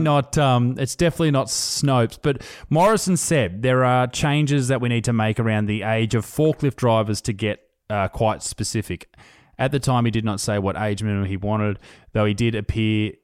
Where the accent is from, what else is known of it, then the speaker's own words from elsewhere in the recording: Australia; We are we are Australian